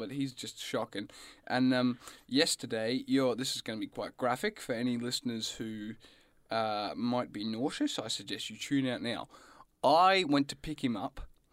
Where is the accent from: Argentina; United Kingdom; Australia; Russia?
Australia; Gippsland, Victoria; where I grew up down in Gippsland